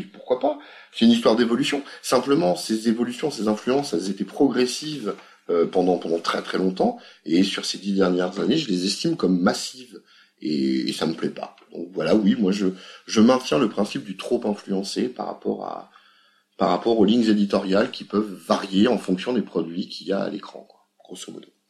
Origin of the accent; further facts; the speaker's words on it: France; On est français